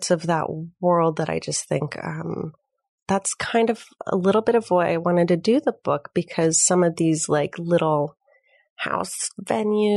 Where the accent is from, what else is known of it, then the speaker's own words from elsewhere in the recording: Minneapolis, Minnesota, United States; also born or lived in Chicago; now in Los Angeles, United States; I'm from Minneapolis